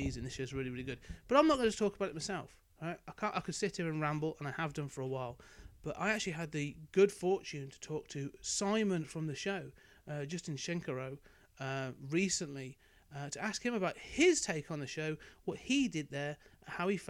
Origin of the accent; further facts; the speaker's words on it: United Kingdom; being a Brit